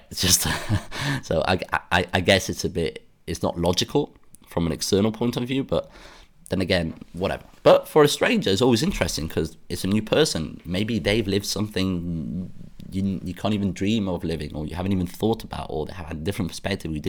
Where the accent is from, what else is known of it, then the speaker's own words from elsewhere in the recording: United Kingdom; accent: British; I mean by that is that I am British. I people tell me I have a British accent